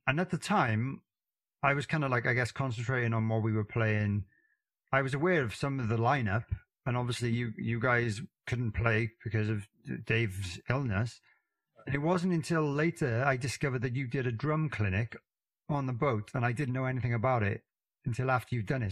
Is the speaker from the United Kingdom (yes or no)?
yes; Wales, United Kingdom; I got a fairly strange accent being from Wales